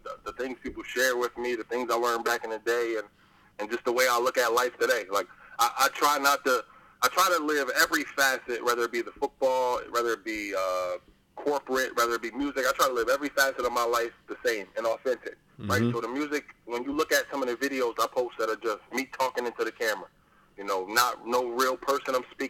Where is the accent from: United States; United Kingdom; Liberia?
United States; Plainfield, New Jersey; I'm from Plainfield, New Jersey. Our area code is 908.